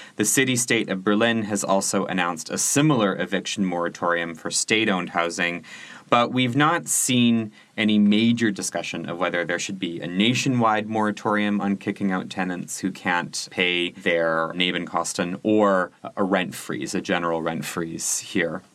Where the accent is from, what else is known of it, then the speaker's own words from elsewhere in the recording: Canada; now in Germany; I'm Canadian